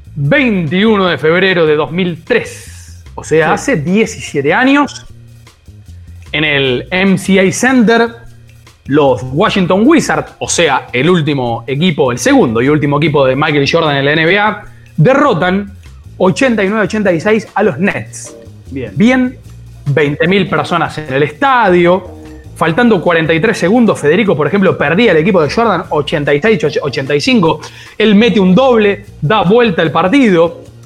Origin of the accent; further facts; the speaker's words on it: Entre Ríos, Argentina; en Entre Ríos, de donde soy